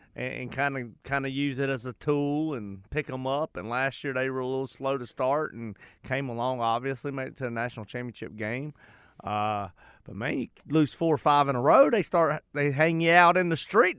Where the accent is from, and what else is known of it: United States; accent: country